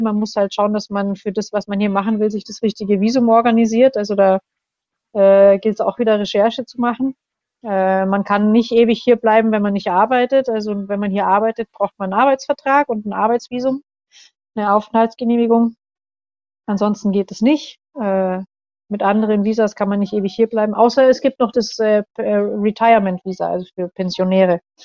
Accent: Germany; moved away as an adult; now in Indonesia; bei uns in Deutschland

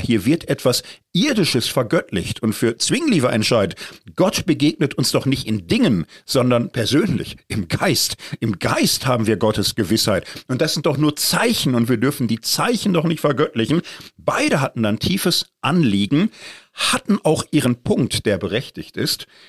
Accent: Marburg, Hesse, Germany; ich komme aus der Stadt, wo im Grunde sie nötig gemacht wurde

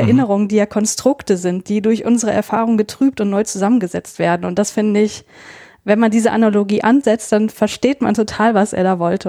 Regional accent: North Rhine-Westphalia, Germany; ich bin in NRW aufgewachsen

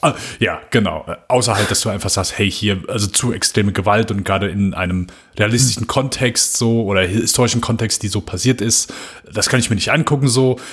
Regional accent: Germany; bei uns in Deutschland

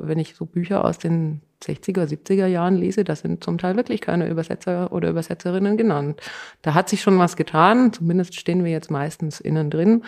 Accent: Tyrol, Austria; ich komme aus Tirol.

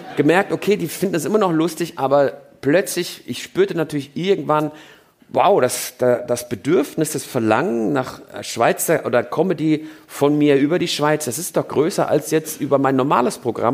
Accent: Germany; first language German; moved away as an adult; now in Switzerland; mein Vater hat meinem Bruder und mir nicht zugetraut, zweisprachig aufzuwachsen. Das glaubte er, das funktioniert nicht. Also war er der Meinung, wir fangen erstmal mit der deutschen Sprache

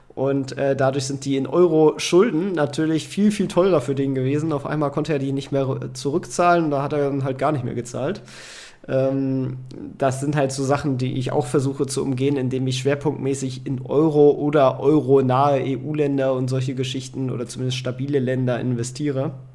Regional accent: Kiel, Schleswig-Holstein, Germany; now in Hanover, Germany; ich komme ja ursprünglich aus Kiel, wohne jetzt in Hannover

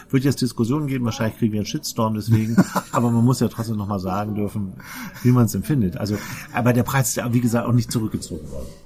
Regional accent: Northern Germany, Germany; accent: norddeutsch (Northern German); unserem norddeutschen Akzent

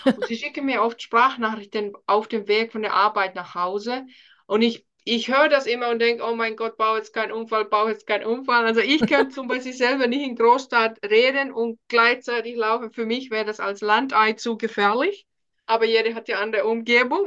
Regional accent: Finland; German is a second language; moved away as an adult; now in Germany; Ich bin ursprünglich aus Finnland wohne seit 2009 hier in Deutschland

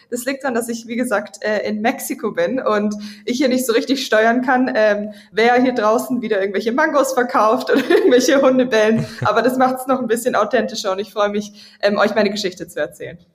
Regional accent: Villingen-Schwenningen, Baden-Württemberg, Germany; moved away as an adult; bin ich im Süden Deutschland aufgewachsen, Villingen, Schwenningen

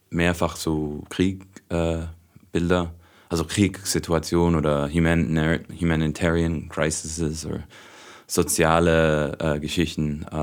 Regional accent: Hong Kong; Also ich bin auch in Hongkong aufgewachsen, also ich bin ähm, Auslandsschweizer, ich habe noch nie als Schweizer in der Schweiz gelebt

